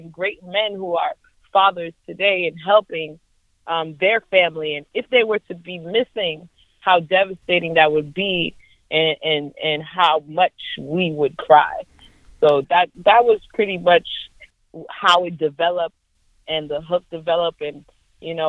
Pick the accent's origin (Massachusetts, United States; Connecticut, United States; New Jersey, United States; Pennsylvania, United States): Massachusetts, United States; Brockton; also born or lived in Boston, Massachusetts; I was born in Boston, and then I was raised in Brockton, Massachusetts, 508, City of Champions.